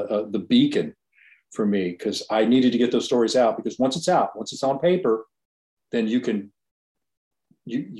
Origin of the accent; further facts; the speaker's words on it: Virginia Beach, Virginia, United States; I grew up in Virginia Beach.